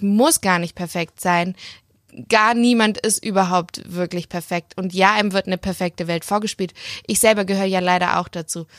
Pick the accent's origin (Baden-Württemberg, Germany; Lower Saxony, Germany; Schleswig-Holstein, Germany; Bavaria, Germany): Baden-Württemberg, Germany; Leonberg; moved away as an adult; now in Stuttgart, Germany; in Leonberg